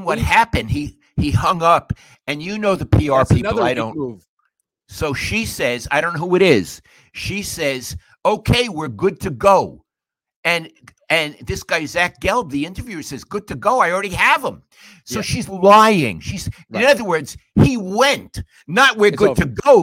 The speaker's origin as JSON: {"language": "English", "region": "New York", "country": "United States", "moved": "yes", "said": "I'm a New Yorker"}